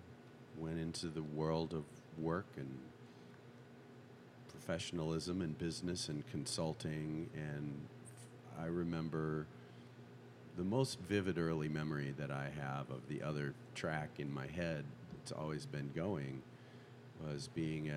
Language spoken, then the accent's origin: English; Clinton, Iowa, United States; moved away as an adult; also born or lived in Nashville, Tennessee; now in Park City, United States; I was born and raised in Clinton, Iowa, hard by the Mississippi River